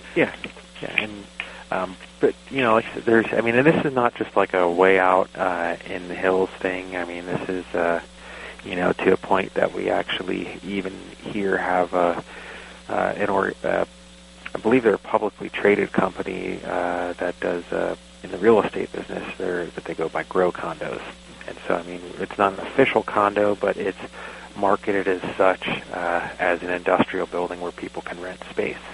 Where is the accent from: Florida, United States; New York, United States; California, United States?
New York, United States; Long Island; moved away as an adult; also born or lived in Jackson County, Oregon; now in Oregon, United States; I actually grew up outside of New York City, on Long Island